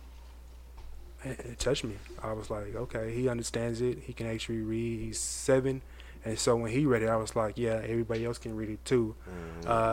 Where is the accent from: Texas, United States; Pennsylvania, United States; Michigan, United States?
Texas, United States; Fort Worth; from Fort Worth.